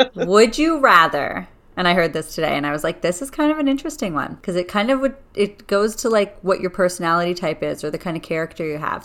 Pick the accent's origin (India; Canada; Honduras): Canada; I'm Canadian and I love my Canadians and my country